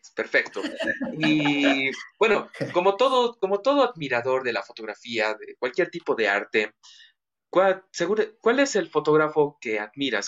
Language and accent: Spanish; Bolivia; nosotros como bolivianos